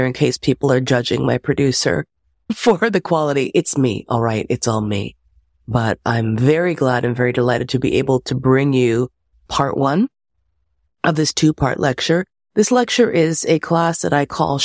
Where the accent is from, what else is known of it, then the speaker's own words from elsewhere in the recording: United States; I am also American with hogtied language skills